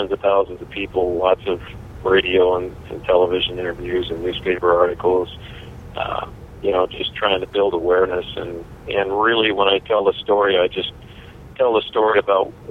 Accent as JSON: {"language": "English", "town": "Kalispell", "region": "Montana", "country": "United States", "tie": "born or raised there", "moved": "yes", "lives_now": "Gilbert, United States", "said": "I grew up in Kalispell"}